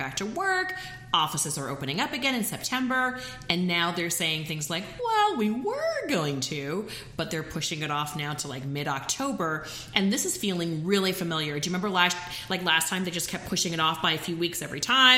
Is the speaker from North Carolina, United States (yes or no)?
no; Tennessee, United States; now in New York City, United States; I'm from the South